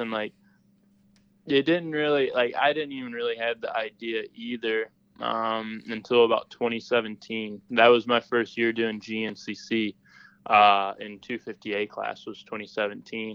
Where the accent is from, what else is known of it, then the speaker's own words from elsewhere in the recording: Sterling, Illinois, United States; So I grew up in Illinois. So the part of Illinois that I grew up in was called the city was called Sterling